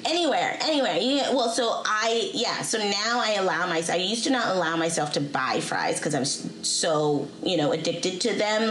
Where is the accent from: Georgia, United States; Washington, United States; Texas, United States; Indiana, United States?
Washington, United States; Seattle; I'm from Seattle